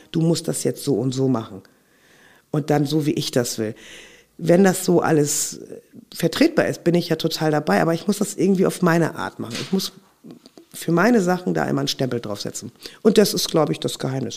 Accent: Hamburg, Germany; Aber ich bin ja auch in Hamburg aufgewachsen. Das ist ja auch meine Heimat und mein Herz. Ich bin tatsächlich hier auf St. Pauli geboren

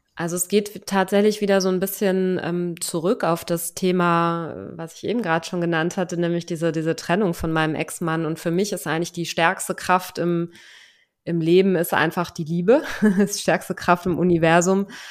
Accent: Germany; moved away as an adult; now in Lisbon, Portugal

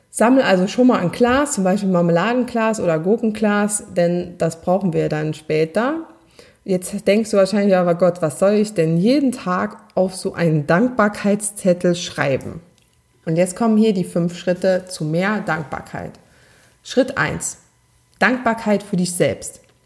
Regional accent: Saarland, Germany; accent: Saarland dialect; ich meinen saarländischen Dialekt trotz ähm, Übung nicht ganz abstellen konnte.

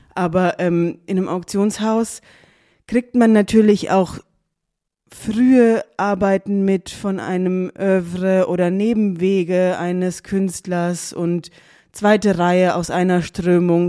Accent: Darmstadt, Hesse, Germany; also born or lived in Cologne / Zurich; ich bin ähm, in Darmstadt aufgewachsen

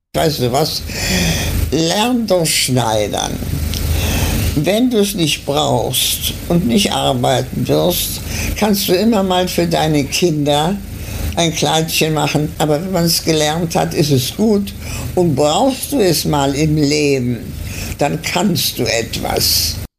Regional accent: Germany; now in Argentina; Wir sind nach Deutschland nicht wieder zurückgekommen

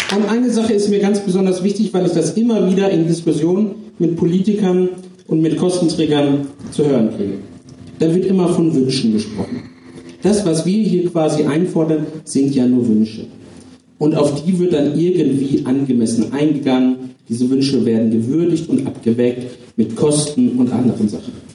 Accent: Lower Saxony, Germany; ich komme aus Niedersachsen, bin dort stellvertretender Fraktionsvorsitzender

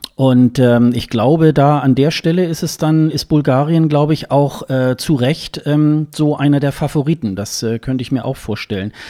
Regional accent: Hildesheim, Lower Saxony, Germany; ist ja meine Geburtsstadt, äh, Hildesheim

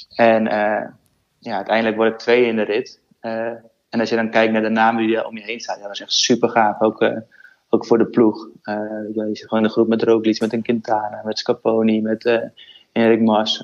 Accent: Netherlands; als Nederlander

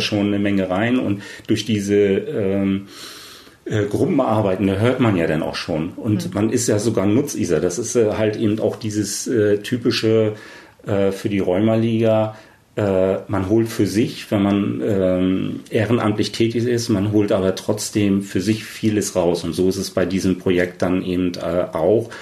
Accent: East Germany, Germany; als Ossi, dann halt eben auch der Quoten-Ossi

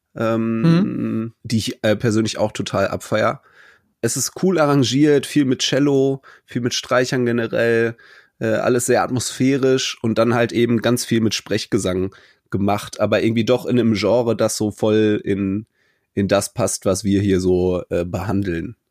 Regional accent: Cologne, North Rhine-Westphalia, Germany; für mich als Kölner

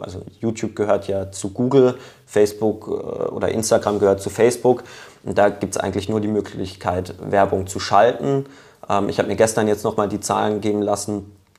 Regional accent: Lörrach, Baden-Württemberg, Germany; ich komme ja aus Lörrach ähm, gebürtig

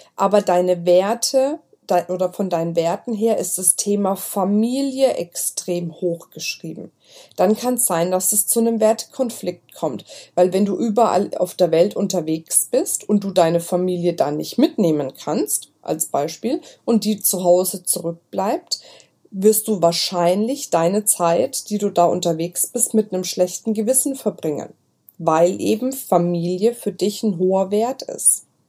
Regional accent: Franconia, Bavaria, Germany; accent: Franconian; Ich bin Fränkin, muss ich sagen. Bei uns ist immer mit dem B und dem P. Wir vertauschen das immer.

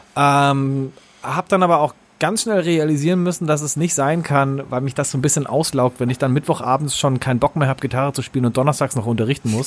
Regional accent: Germany; moved away; ich komme auch irgendwie aus dem Kaff vom Bodensee

